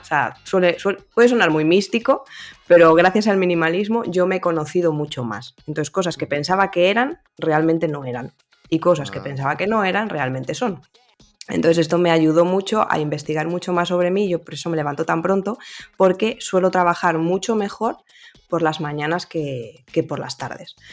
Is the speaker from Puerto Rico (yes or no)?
no; Valladolid, Castile and León, Spain; yo soy pucelana de corazón y nacimiento